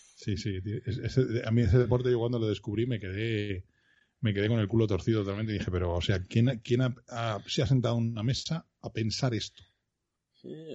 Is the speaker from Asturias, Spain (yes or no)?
no; Madrid, Community of Madrid, Spain; Yo soy, iba a decir de Madrid, pero no, yo soy de Vallecas.